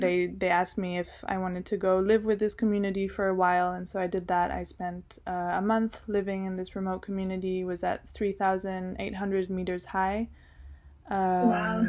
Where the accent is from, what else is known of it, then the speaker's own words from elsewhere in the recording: Geneva, Switzerland; also born or lived in Colombia (ancestry) / United States (ancestry) / Milan, Italy / London, United Kingdom; now in Ritoma, China; I grew up in Geneva, Switzerland